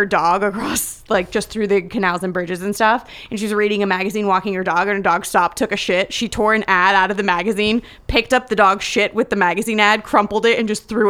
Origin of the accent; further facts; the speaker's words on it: Southern California, United States; growing up in Southern California